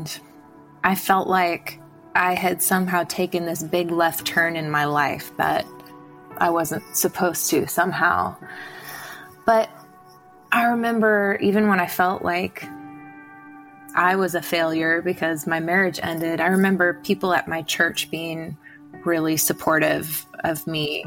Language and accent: English; Illinois, United States; I'm from Illinois originally